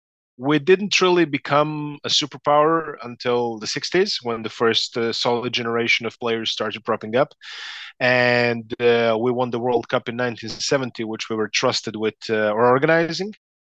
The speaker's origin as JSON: {"language": "English", "region": "Belgrade", "country": "Serbia", "tie": "born or raised there", "said": "I'm from Belgrade, Serbia. I'm 43 years old, born here in 1980"}